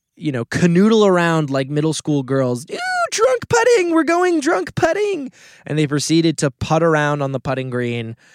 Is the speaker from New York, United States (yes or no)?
yes; Westchester, New York, United States; the part of Westchester I grew up in is on the Long Island Sound